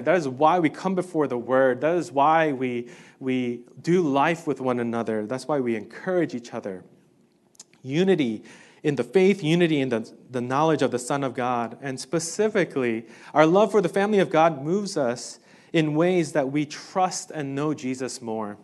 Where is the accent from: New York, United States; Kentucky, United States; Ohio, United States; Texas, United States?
New York, United States; New York City; I grew up in New York City